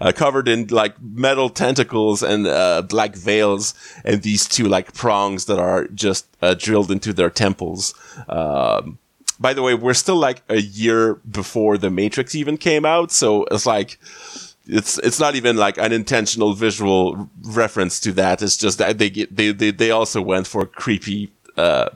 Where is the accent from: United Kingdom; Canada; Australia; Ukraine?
Canada; as a Canadian